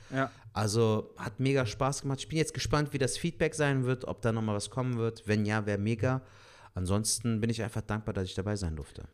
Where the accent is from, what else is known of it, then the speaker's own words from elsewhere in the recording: Cologne, North Rhine-Westphalia, Germany; wir als Kölner